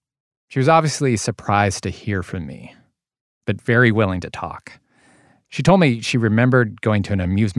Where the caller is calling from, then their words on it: New Jersey, United States; I live in New Jersey.